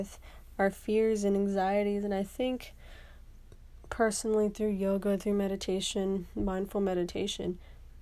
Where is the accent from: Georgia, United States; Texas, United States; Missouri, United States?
Texas, United States; Houston; moved away as an adult; I am back in Houston, Texas, my hometown